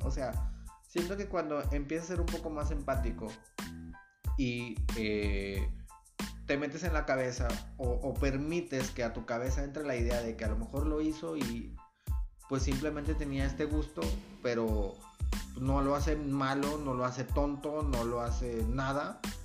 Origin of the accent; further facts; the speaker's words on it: Nuevo Laredo, Tamaulipas, Mexico; yo soy un chavo de No Laredo